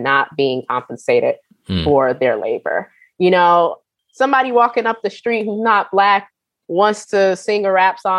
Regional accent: Rochester, New York, United States; I'm from Western New York, Rochester, New York, and a lot of my folks are from the South

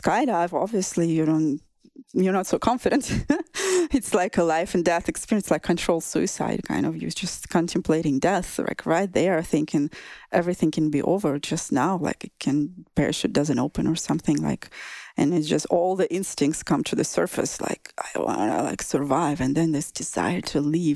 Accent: southern Russia, Russia; moved away; In my hometown in Russia, southern Russia

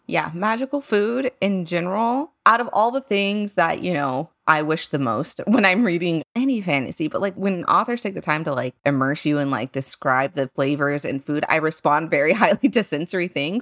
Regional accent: San Antonio, Texas, United States; growing up in San Antonio was a different experience

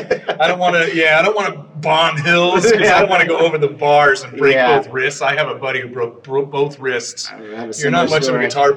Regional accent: Garden Grove, California, United States; also born or lived in Los Angeles; now in Sunset Beach, United States; My parents moved to Garden Grove when I was 18 months old. So okay. I grew up in Garden Grove.

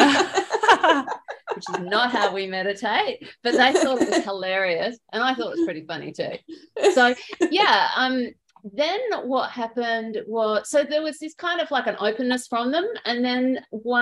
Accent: Australia; accent: Australian; moved away; my Australian accent

